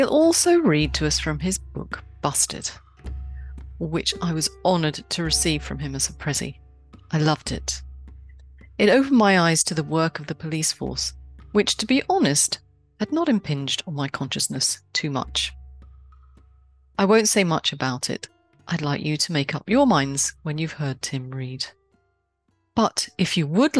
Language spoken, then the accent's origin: English; London, United Kingdom; moved away; I grew up in a time when my London street knew its bobby